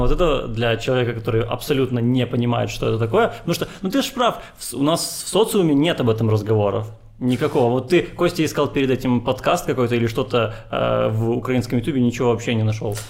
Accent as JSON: {"language": "Russian", "region": "Transnistria", "country": "Moldova", "tie": "born or raised there", "moved": "yes", "said": "мне детство прошло в Приднестровье"}